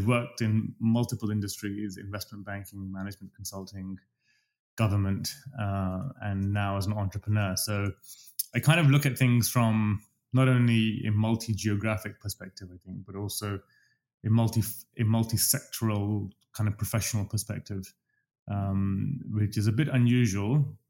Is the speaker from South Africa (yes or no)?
no; London, United Kingdom; accent: English; also born or lived in Dubai; now in Toronto, Canada; I think I'm British. I speak English with an English accent, as I keep reminding everybody. I've spent most of my life in London.